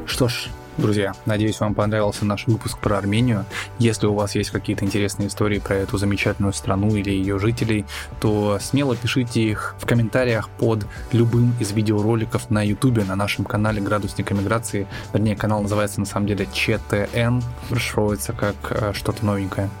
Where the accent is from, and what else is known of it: Russia